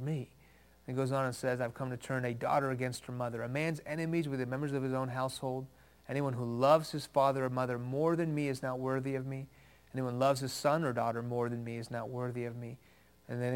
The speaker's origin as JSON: {"language": "English", "town": "Houston", "region": "Texas", "country": "United States", "tie": "born or raised there", "also_born_or_lived": "Iran", "first_language": "Farsi", "second_language": "English", "said": "I was born in Houston. When I was 2 years old, my family moved to Iran, where my parents are from. When I was 6 years old, the Islamic Revolution of the late 70s hit that country. We moved back to Houston"}